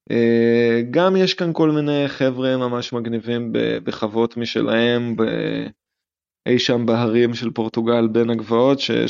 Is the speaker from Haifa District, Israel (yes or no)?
no; Jerusalem, Jerusalem District, Israel; now in Portugal; אני תמיד הייתי בן אדם של חשיש. לא יודע אם זה קשור לזה שאני ירושלמי, יכול להיות, אבל על זה גדלנו בבית, ועד היום זה נשאר.